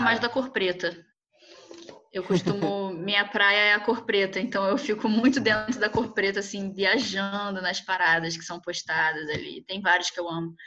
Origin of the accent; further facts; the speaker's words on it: Brazil; nós, enquanto brasileiros